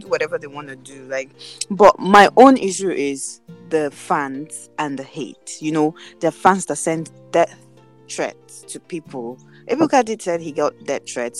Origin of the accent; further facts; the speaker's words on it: Nigeria; as a Nigerian